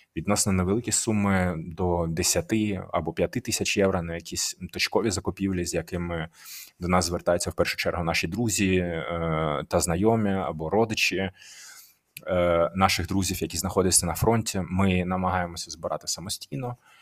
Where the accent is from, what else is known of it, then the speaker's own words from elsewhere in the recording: Donetsk, Donetsk Oblast, Ukraine; moved away as an adult; now in Aachen, Germany; я із Донецька. Я вже декілька років живу в Німеччині, в місті Ахан